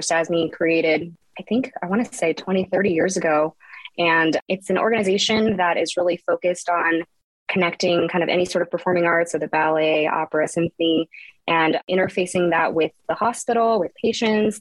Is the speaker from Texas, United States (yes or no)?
yes; Texas, United States; also born or lived in Houston; I grew up in Texas, various parts of Texas